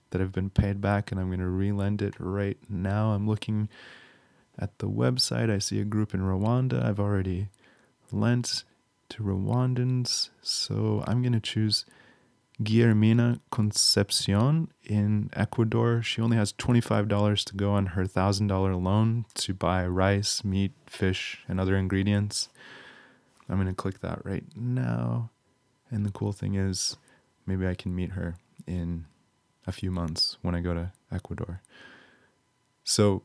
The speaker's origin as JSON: {"language": "English", "area": "just outside Chicago", "region": "Illinois", "country": "United States", "tie": "born or raised there", "said": "I grew up just outside Chicago."}